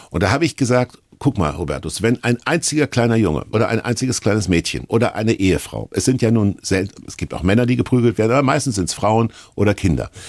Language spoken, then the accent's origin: German; Kassel, Hesse, Germany; Und ich bin neben einem Kirchturm groß geworden in Kassel